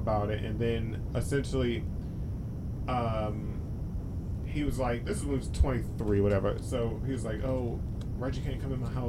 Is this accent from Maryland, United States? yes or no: yes; Maryland, United States; also born or lived in California; We're just from Maryland too